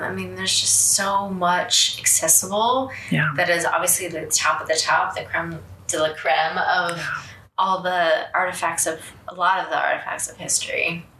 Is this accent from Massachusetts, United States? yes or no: no; Hamilton, Virginia, United States; also born or lived in Leesburg; I grew up in Northern Virginia.